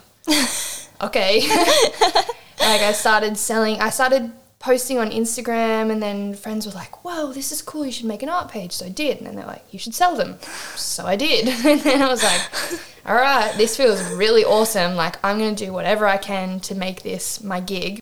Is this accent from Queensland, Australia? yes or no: no; Swansea Heads, New South Wales, Australia; moved away as an adult; also born or lived in Newcastle, New South Wales; now in Ravenshoe, Australia; I'm Newcastle based, but um, so I'm from Swansea Heads originally